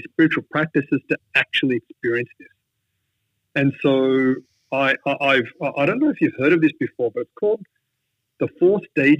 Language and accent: English; India; I came from Catholic background. So even though I'm Indian, every part of me looks, I was not Indian in my mindset. I was Western in my mindset.